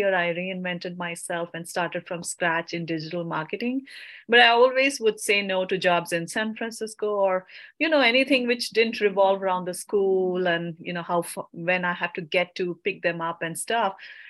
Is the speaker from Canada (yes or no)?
no; India; because I came from India and I waited for my work permit.